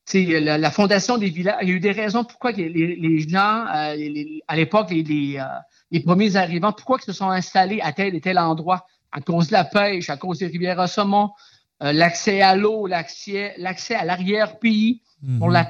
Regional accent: Aguanish, Quebec, Canada; je suis natif d'Aguaniche

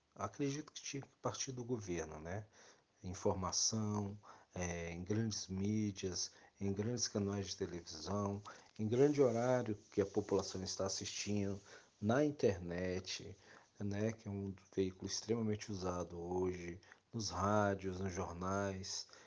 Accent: Brazil; nós, como brasileiros

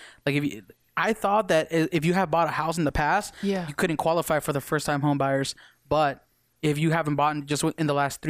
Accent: Las Vegas, Nevada, United States; I moved to Vegas when I was 6.

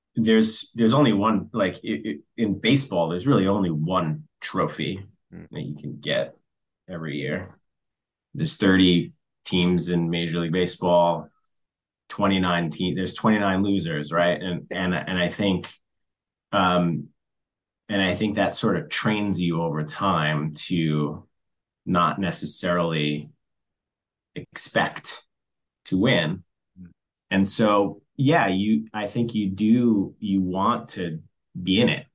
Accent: New York, United States; being a New Yorker by blood

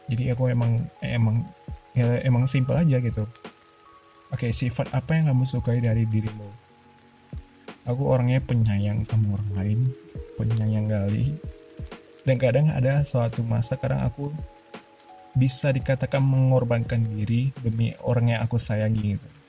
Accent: Duri, Riau, Indonesia; born there; mungkin aku punya suku Melayu karena aku lahir di Duri kali ya dan sedikit cerita cuman aku dan ayahku yang lahir di Duri

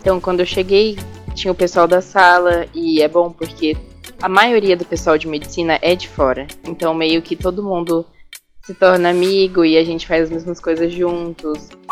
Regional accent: Campo Grande, Mato Grosso do Sul, Brazil; eu sou de Campo Grande

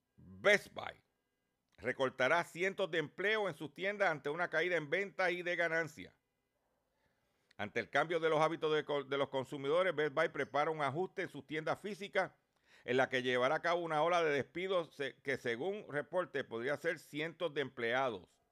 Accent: Lares, Puerto Rico; mi pueblo de Lares

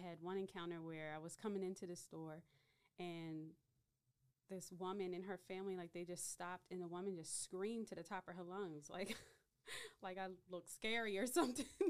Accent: Baltimore, Maryland, United States; Baltimore, Maryland.

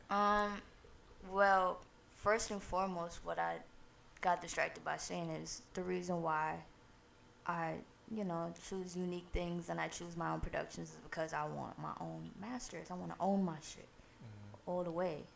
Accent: New York City, New York, United States; born or raised there; also born or lived in Guyana

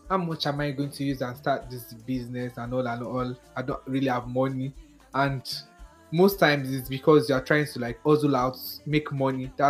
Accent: Ibadan, Oyo, Nigeria; I'm from Ibadan. So anytime I speak the English and the Ibadan enter, make now take a medal.

